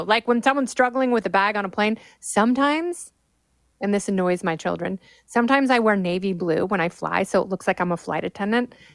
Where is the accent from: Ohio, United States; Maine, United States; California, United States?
California, United States; Los Angeles; my hometown in Pacific Palisades, California